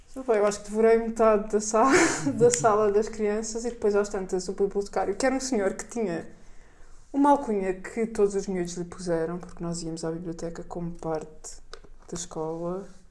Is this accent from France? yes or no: no; Portugal; havia uma boa biblioteca da Gulbenkian na pequena vila onde eu cresci